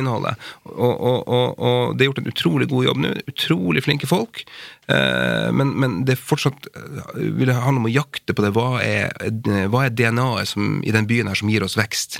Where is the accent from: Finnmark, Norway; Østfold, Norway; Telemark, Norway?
Finnmark, Norway; jeg er jo finnmarking